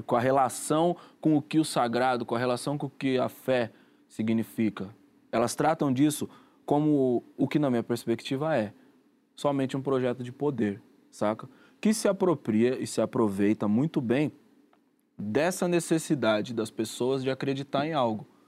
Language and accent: Portuguese; Rio de Janeiro, Brazil; no lugar onde eu cresci